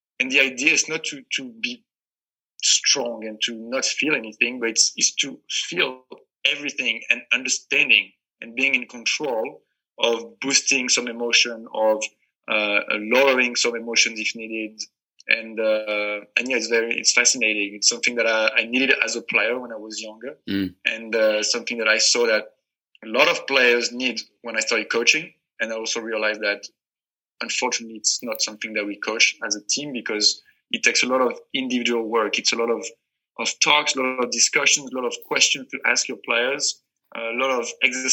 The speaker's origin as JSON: {"language": "English", "region": "north of France", "country": "France", "moved": "yes", "said": "I'm from France and I'm from the north. So I started playing in Lille Olympique Soccer"}